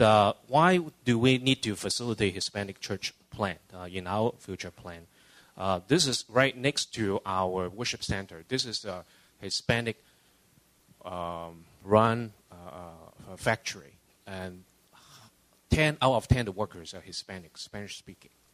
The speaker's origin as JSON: {"language": "English", "country": "Hong Kong", "tie": "born or raised there", "also_born_or_lived": "Canada / California", "moved": "yes", "lives_now": "Los Angeles, United States", "said": "I was born and raised in Hong Kong, uh, immigrated to Canada in 78. 20 years ago, uh, moved down to California"}